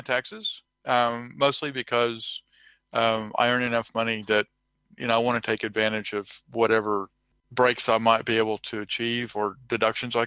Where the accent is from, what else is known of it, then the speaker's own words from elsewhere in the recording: Texas, United States; I am from Texas